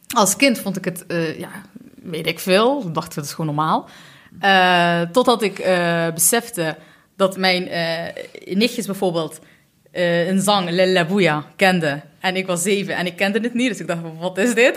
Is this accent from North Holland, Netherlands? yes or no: no; Eindhoven, North Brabant, Netherlands; also born or lived in Utrecht; ben ook geboren, net zoals Hela, in Eindhoven